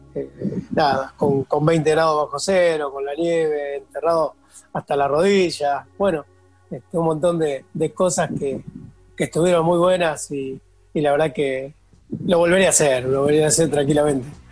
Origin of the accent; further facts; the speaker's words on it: San Pedro, Buenos Aires Province, Argentina; Yo soy de San Pedro